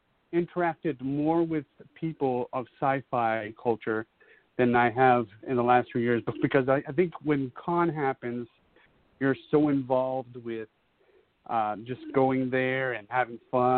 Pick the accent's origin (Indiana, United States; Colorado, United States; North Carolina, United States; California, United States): North Carolina, United States; also born or lived in Ecuador; now in Massachusetts, United States; I am originally from North Carolina, but I lived in South America, Ecuador.